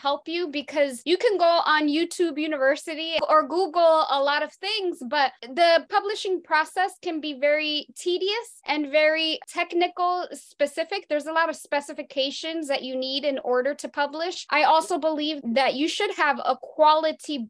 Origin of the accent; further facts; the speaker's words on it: Perth Amboy, New Jersey, United States; I grew up in Perth Amboy, New Jersey, in middle class